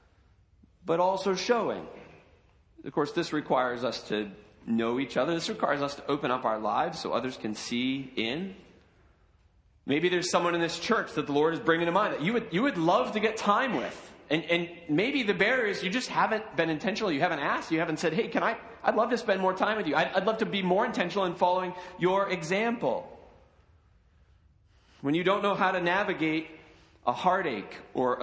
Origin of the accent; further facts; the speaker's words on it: United States; we as American Christians